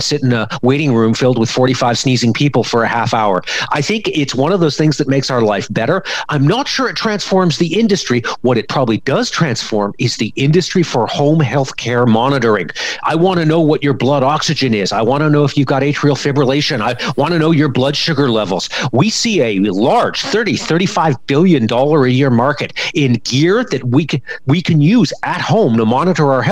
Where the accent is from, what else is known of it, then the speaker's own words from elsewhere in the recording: Canada; As a Canadian and as a Canadian parent